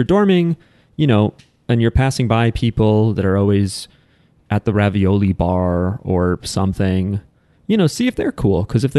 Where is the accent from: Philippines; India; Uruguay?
Philippines; We are Filipino.